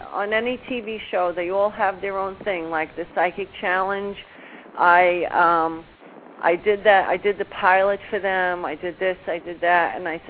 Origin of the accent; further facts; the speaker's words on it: New Orleans, Louisiana, United States; now in New York, United States; I mean, originally I come from New Orleans, but I've lived in New York most of my life and go back and forth.